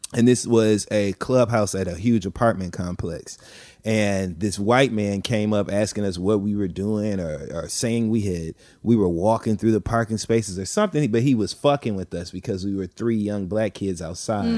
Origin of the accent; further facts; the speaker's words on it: Flint, Michigan, United States; I grew up in the Midwest in Flint, Michigan